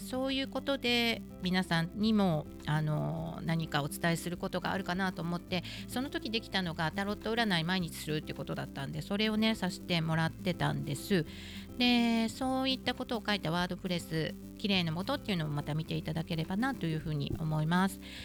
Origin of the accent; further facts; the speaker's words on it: Wakayama, Japan; moved away as an adult; also born or lived in Osaka; 私はですね、えー、和歌山県生まれ、高校生まで、えー、和歌山にいまして大学から大阪に出てきました